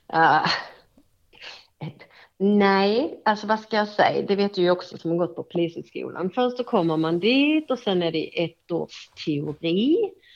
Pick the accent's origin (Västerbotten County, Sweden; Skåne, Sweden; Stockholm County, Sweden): Skåne, Sweden; Hässleholm; Det är min hemstad.